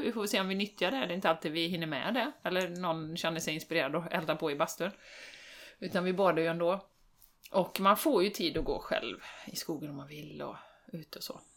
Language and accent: Swedish; Sweden; som svensk